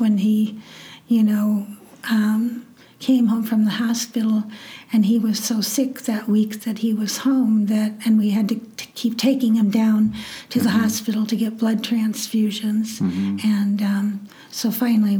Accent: Nebraska, United States; I grew up in Nebraska and went to the University of Nebraska at Lincoln

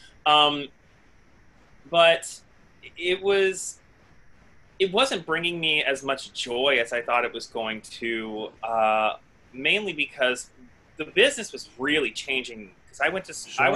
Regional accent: Bellbrook, Ohio, United States; moved away as an adult; also born or lived in Columbus, Ohio / Dayton, Ohio; now in New York, United States; I am from little town. I'm from a small suburb of Dayton called Bellbrook, Ohio.

